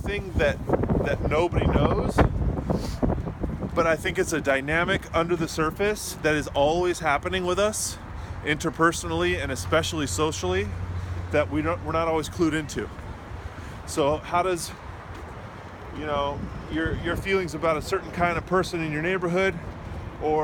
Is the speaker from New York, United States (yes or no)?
no; California, United States; now in Washington, D.C., United States; I'm originally from California, so my family is still there